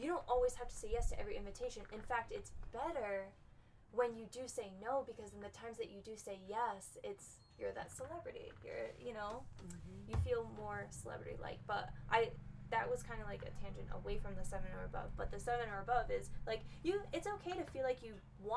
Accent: Massachusetts, United States; moved away as an adult; now in Florida, United States; I'm from Massachusetts, and I moved to Florida

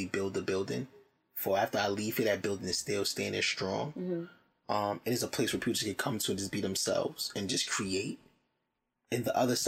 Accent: Jersey City, New Jersey, United States; moved away as an adult; also born or lived in Alabama; I'm from Jersey City, born and raised

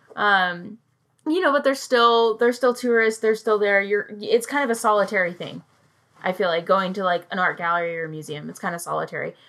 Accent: United Kingdom; I'm British and I also have family there

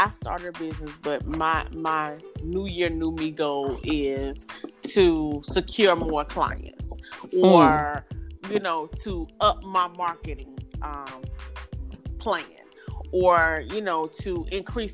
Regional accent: the South, United States; I'm from the South. I grew up on everything wrong to eat

